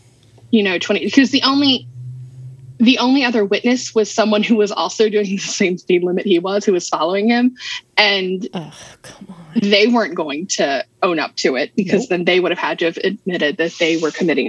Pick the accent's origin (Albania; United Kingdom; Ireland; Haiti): Ireland; I'm Irish. I have 2 shades, white and red.